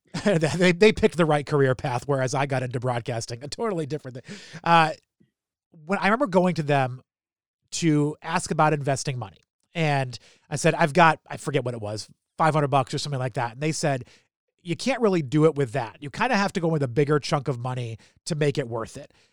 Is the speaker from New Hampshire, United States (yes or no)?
yes; New Hampshire, United States; moved away as an adult; also born or lived in Philadelphia; now in Baltimore, United States; I grew up in New Hampshire